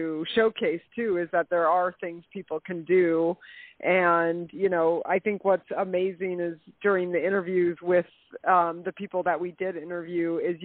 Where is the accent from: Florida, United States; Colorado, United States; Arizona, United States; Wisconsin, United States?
Colorado, United States; also born or lived in Marquette, Michigan; I was born in Marquette, Michigan, but my family moved to Colorado, so I was raised in Colorado